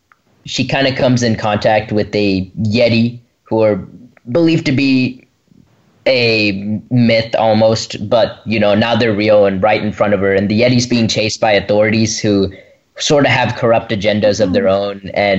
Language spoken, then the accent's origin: English; Brentwood, Tennessee, United States; from Brentwood, Tennessee